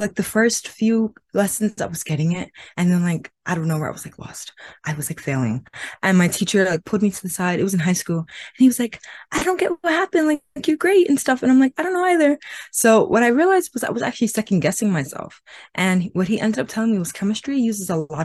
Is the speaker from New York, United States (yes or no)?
yes; New York City, New York, United States; also born or lived in Caribbean (family ancestry); I'm from New York City